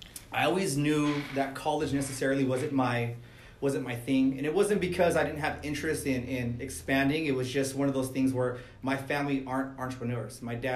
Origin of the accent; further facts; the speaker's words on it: El Monte, California, United States; Grew up in El Monte, California.